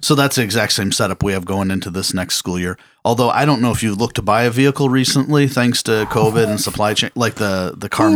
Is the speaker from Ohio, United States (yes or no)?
yes; Cleveland, Ohio, United States; I grew up here in the Cleveland area, went to Parma City schools.